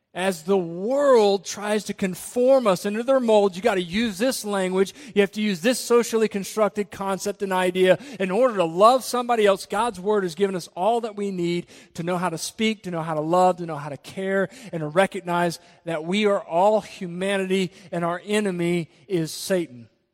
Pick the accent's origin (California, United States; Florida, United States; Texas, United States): Florida, United States; Jacksonville; we come from Jacksonville. The area I come from is extremely diverse. I played on a football team